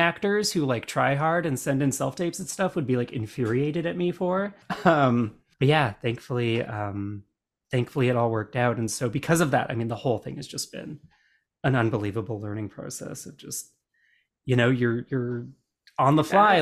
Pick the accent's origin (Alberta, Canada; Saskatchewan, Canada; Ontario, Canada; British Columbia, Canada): Alberta, Canada; when I was growing up in Alberta